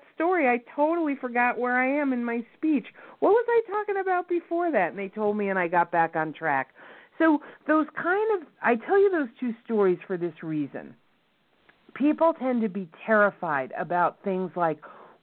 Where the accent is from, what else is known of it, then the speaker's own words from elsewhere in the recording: New York, United States; accent: New York; my New York accent